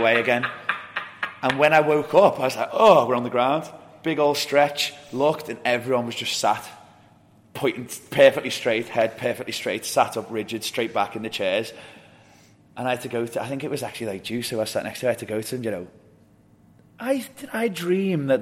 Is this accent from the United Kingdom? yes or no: yes; England, United Kingdom; I'm English